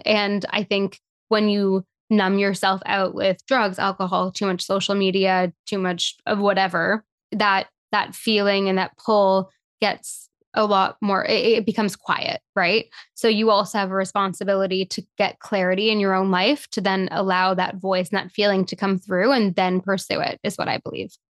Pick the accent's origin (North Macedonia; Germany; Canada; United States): Canada; Toronto, Ontario; being born and raised in Toronto in a big city